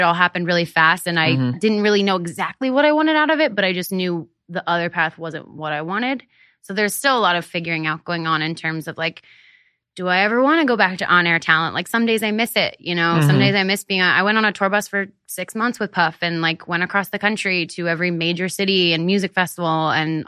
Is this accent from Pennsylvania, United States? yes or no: yes; Hershey, Pennsylvania, United States; moved away; I grew up in Hershey, Pennsylvania